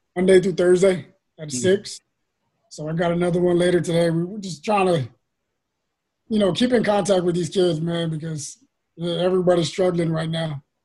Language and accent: English; San Antonio, Texas, United States; I grew up in the West Side, man, right, uh, right next to the Casiano Courts, you know, Laredo, South Hamilton area